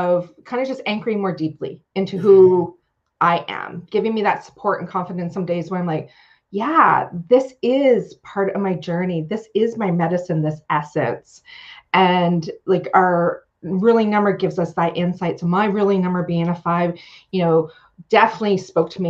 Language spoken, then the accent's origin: English; Canada; also born or lived in Ontario; I am a Canadian. I'm living up in Ontario in the Great Lakes, Georgian Bay area